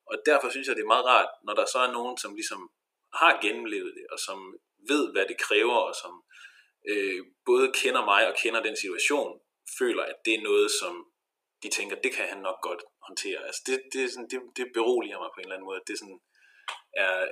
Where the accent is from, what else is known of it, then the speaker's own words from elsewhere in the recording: Denmark; now in Viborg, Denmark; halvanden time eller sådan noget med tog fra, fra Viborg til Hure, hvor jeg er fra.